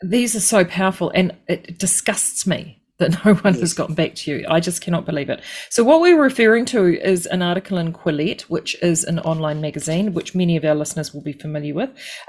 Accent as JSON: {"language": "English", "region": "East Coast", "country": "New Zealand", "tie": "born or raised there", "said": "I grew up on the East Coast"}